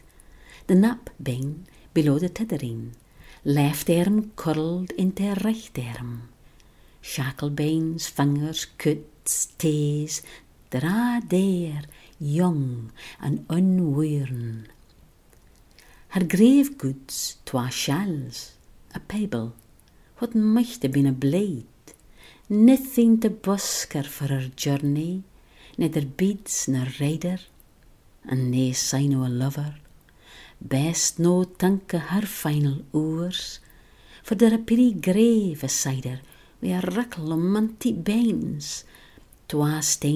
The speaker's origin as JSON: {"language": "English", "area": "Shetland", "region": "Scotland", "country": "United Kingdom", "tie": "born or raised there", "first_language": "Shetlandic", "second_language": "English", "said": "I was born and brought up in Shetland"}